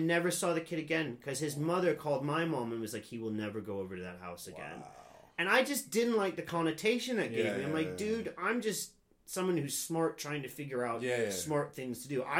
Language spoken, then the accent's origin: English; Anderson Township, Ohio, United States; moved away as an adult; also born or lived in California / South Korea; now in London, United Kingdom; I grew up in a suburb of Cincinnati. Right. I didn't grow up in the city.